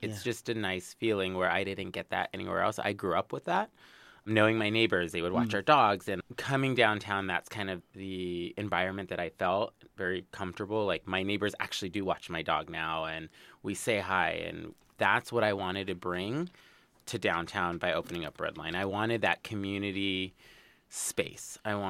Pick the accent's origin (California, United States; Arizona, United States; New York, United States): California, United States; Los Angeles; Born and raised in Los Angeles zip code. Not the Valley